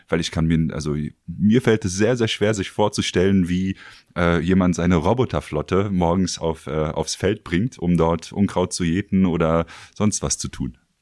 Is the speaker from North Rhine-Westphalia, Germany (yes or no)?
no; Berlin, Germany; für mich selbst als Berliner